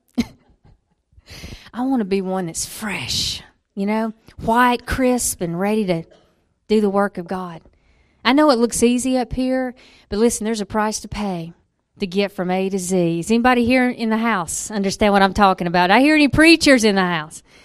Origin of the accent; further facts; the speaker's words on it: Alabama, United States; I was born in Alabama